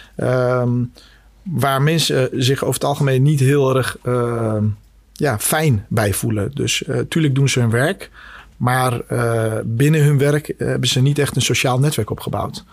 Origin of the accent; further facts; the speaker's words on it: Scheemda, Groningen, Netherlands; also born or lived in Bosnia / Kosovo; ben zelf in Bosnië geboren. Eh, in, begin jaren tachtig. Uh, mijn, mijn verdere roots liggen in Kosovo, maar vroeger was dat eh, één land, Joegoslavië. en door de burgeroorlog in begin jaren negentig naar Nederland met het hele gezin gekomen. uiteindelijk gestationeerd in, in Oost-Groningen. Dus dat zijn eigenlijk mijn roots met, met de provincie Groningen. hele fijne jeugd gehad in, in Scheemda